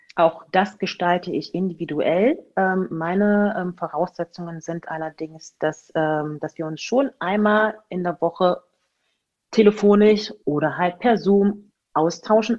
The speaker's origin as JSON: {"language": "German", "town": "Magdeburg", "region": "Saxony-Anhalt", "country": "Germany", "tie": "born or raised there", "also_born_or_lived": "Spain / Hamburg / Augsburg", "moved": "yes", "said": "Geboren wurde ich in Magdeburg und ähm, bin dann irgendwann weggezogen von Magdeburg"}